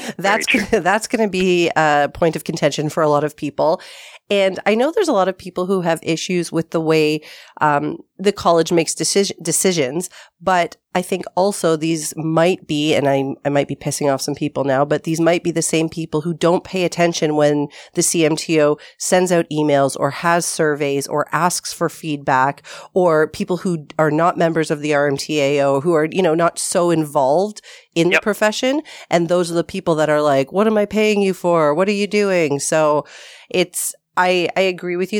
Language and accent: English; Toronto, Ontario, Canada; I was from Toronto